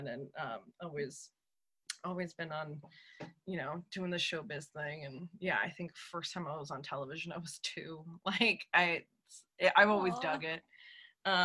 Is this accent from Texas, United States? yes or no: yes; Texas, United States; moved away; I'm actually from Texas